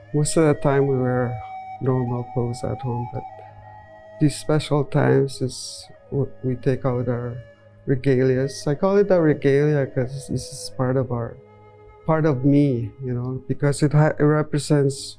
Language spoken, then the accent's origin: English; Cross Lake, Manitoba, Canada; Pimicikamak Cree Nation